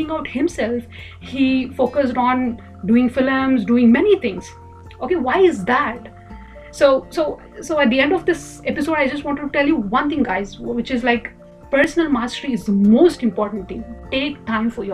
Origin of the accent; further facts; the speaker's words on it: India; I'm from India.